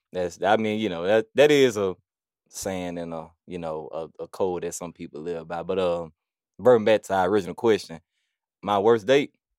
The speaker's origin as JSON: {"language": "English", "town": "Birmingham", "region": "Alabama", "country": "United States", "tie": "born or raised there", "said": "growing up on this side of town, like, from Nisley to Forestdale"}